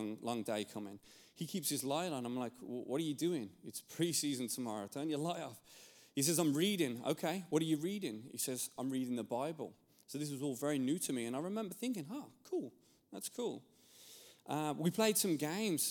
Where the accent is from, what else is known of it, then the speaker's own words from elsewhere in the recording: England, United Kingdom; moved away; I'm from England, and I grew up there, and growing up in England